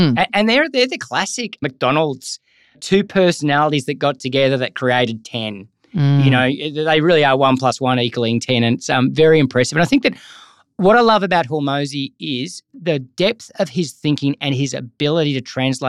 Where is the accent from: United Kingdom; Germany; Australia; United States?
Australia; Gold Coast, Queensland; I'm from the Gold Coast, so sunshine and the ocean.